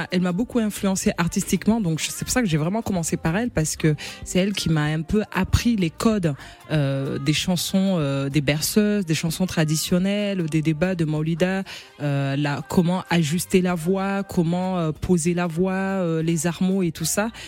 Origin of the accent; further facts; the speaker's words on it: Mayotte; Ouais, parce que j'ai vraiment ces trois, ces trois origines que je porte fièrement. Je suis comorienne, maorèse malgache.